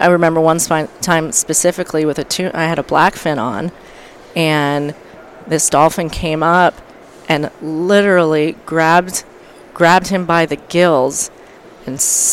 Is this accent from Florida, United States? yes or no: yes; Florida Keys, United States; growing up in the Keys, I had a fisherman for a father and a dolphin trainer for a mother